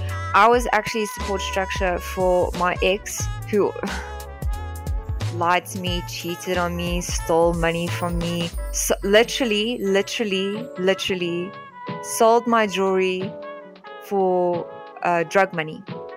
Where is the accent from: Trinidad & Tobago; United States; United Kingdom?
United Kingdom; England; Because I'm white and because I'm English, it's more not racism against other white people